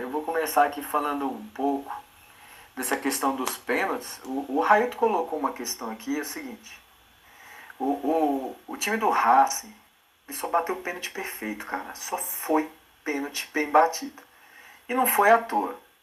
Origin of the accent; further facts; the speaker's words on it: Brazil; a gente é brasileiro